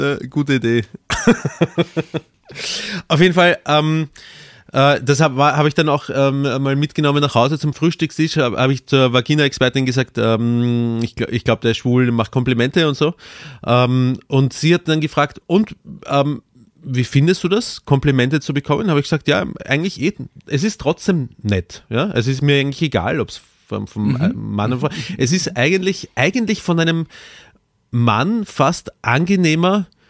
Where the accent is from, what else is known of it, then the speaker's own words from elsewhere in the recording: Austria; als Österreicher